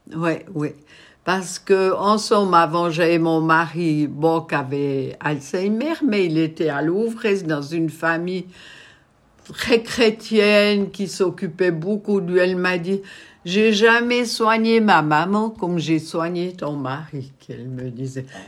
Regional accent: Malleray-Bévilard, Bern, Switzerland; j'ai grandi à Malrebé-Villa

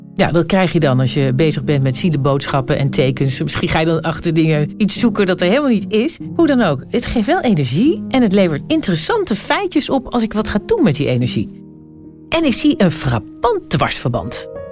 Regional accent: Zwolle, Overijssel, Netherlands; moved away; Ik was aan het logeren in mijn geboortestad Zwolle

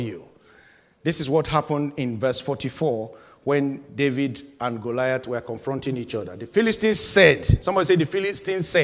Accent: Nigeria; moved away as an adult; having left my home country, Nigeria, in 2000. And I was living the life of a 28, 29, 30-year-old, just barely 30 in Nigeria

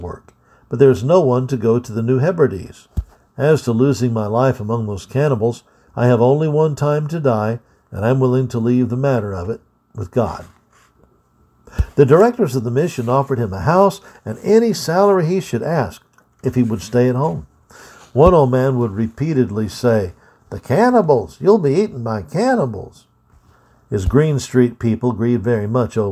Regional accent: United States; being an American

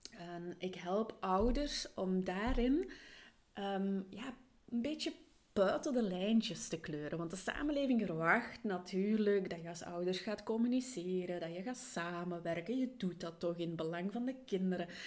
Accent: Flanders, Belgium; also born or lived in England; Hageland in Vlaanderen. En ja, dat er soms wel wat dialectwoorden meespelen. Daarnaast heb ik ook mijn kindertijd in Engeland doorgebracht, dus in het Engels.

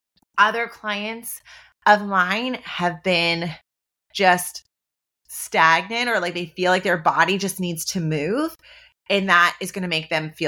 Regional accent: Ontario, Canada; moved away; I'm a Canadian. My husband and I, Nick, who was on the podcast a couple of weeks ago, we are from Ontario

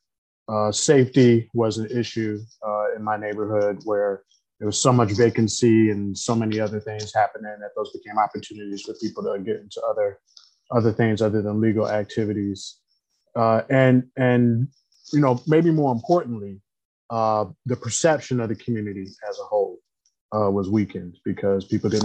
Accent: Detroit, Michigan, United States; I grew up in Detroit, Michigan, on the east side of Detroit

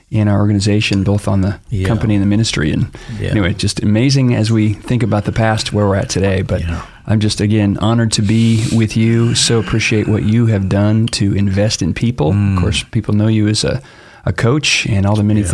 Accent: Boise, Idaho, United States; also born or lived in Phoenix, Arizona; I was raised here in Boise, went to Bora High School

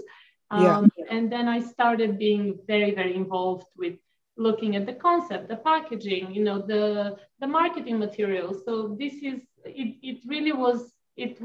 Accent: Bulgaria; moved away; I grew up in Bulgaria

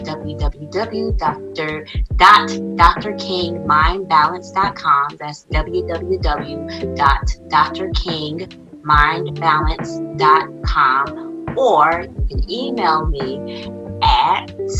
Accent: Birmingham, Alabama, United States; I'm from, you know, Birmingham, Alabama.

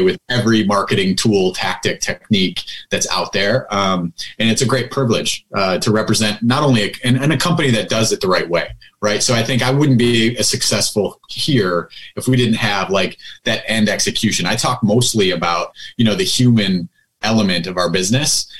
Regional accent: Buffalo, New York, United States; also born or lived in Southern California / San Francisco / Las Vegas; so I moved back to my hometown, Buffalo, New York.

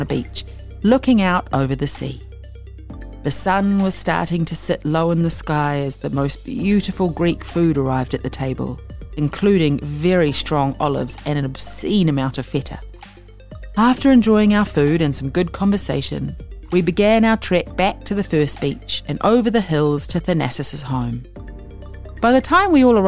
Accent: Whitianga, Waikato, New Zealand; also born or lived in Wellington; I was born in Wellington and I grew up in Te Whanganui or Hei.

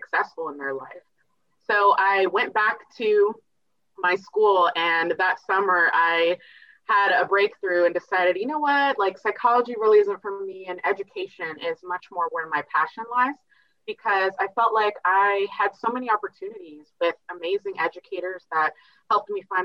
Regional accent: Virginia, United States; now in Portland, United States; I'm originally from Virginia

